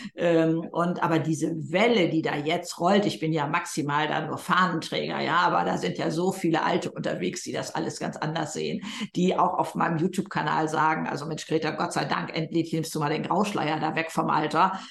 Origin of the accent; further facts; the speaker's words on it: Germany; bei uns in Deutschland